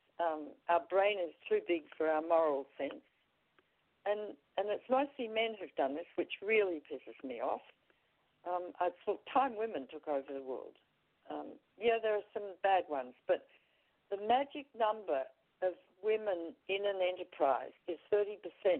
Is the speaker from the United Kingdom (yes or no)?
no; Australia; moved away as an adult; I'm Australian